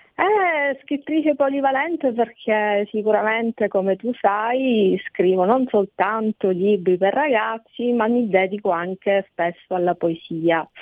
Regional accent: Sicily, Italy; alla mia terra, alla Sicilia

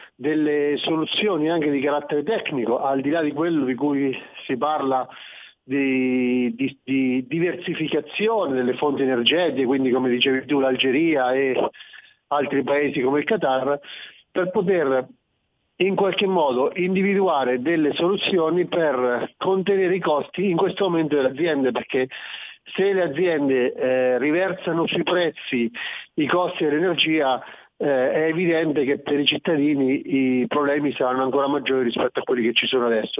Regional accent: Marche, Italy; io parlo da Marchigiano

